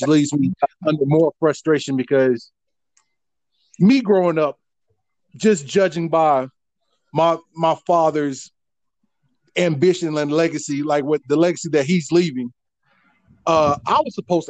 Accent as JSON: {"language": "English", "town": "Jacksonville", "region": "Florida", "country": "United States", "tie": "born or raised there", "moved": "yes", "lives_now": "Billings, United States", "said": "I'm from North Florida, West Jacks, Duval County, Lackawanna, born and raised"}